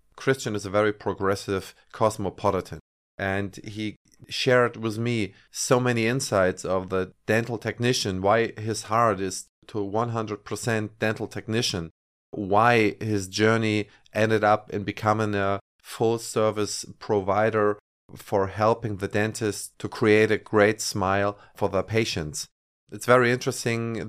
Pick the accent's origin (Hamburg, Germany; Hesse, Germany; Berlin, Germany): Hamburg, Germany; Hamburg, where we come from